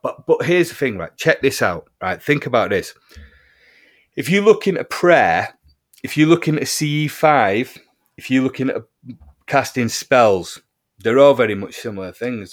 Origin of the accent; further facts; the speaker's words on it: Heaton Chapel, North West England, United Kingdom; my hometown of Heaton Chapel